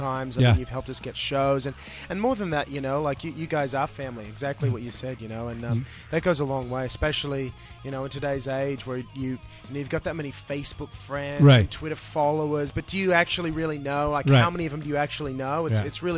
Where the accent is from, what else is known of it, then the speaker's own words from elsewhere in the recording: Sydney, New South Wales, Australia; We're from Sydney, Australia